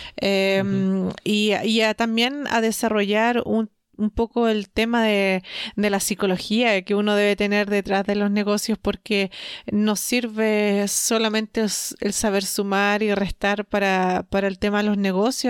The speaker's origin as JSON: {"language": "Spanish", "country": "Chile", "said": "nosotros somos de Latinoamérica, de Chile"}